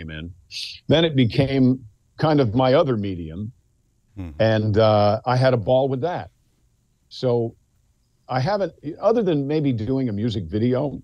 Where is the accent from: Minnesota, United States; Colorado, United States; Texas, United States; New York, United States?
New York, United States; Mount Kisco; I'm from Mount Kisco, New York